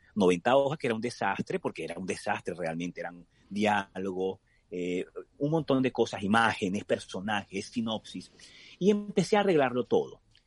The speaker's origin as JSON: {"language": "Spanish", "country": "Venezuela", "said": "con mi familia y e imaginar de nuevo estar allí por esas calles de algunos pueblos en mi país"}